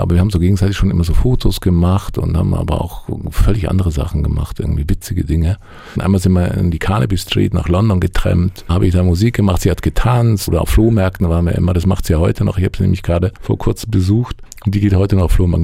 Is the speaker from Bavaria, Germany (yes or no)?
yes; Allgäu, Bavaria, Germany; moved away; Ich komme ja aus dem Allgäu, aus, ja, aus einer Kleinstadt